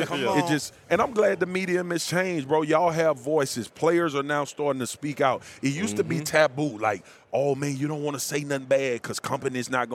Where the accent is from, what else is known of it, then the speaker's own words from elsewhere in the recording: Baton Rouge, Louisiana, United States; I'm from South Baton Rouge